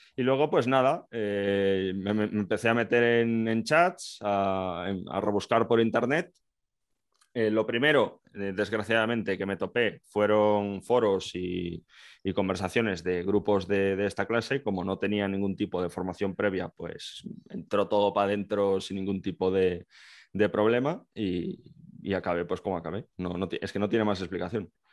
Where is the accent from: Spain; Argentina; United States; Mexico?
Spain; Galicia; moved away; yo soy gallego, actualmente estoy en el ejército